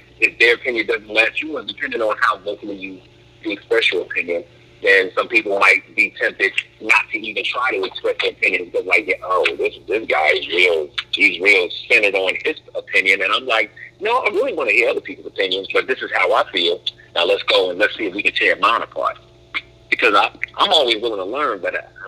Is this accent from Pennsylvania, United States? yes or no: yes; Philadelphia, Pennsylvania, United States; I grew up in Philly